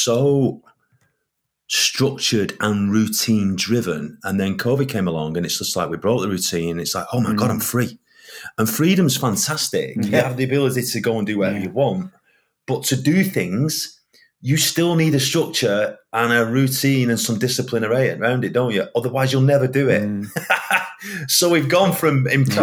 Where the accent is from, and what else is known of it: Northern England, United Kingdom; accent: proper Northern